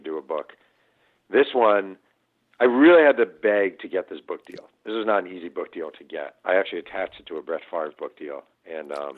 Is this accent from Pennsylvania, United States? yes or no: no; Mahopac, New York, United States; now in California, United States; when I was a kid and growing up in Mayo Pack, New York